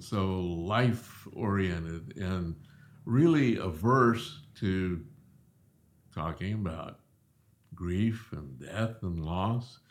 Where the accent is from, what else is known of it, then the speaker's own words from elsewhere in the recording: Southeast, United States; moved away as an adult; also born or lived in Springfield, Missouri; growing up in the Southeast, a lot of Southern Baptists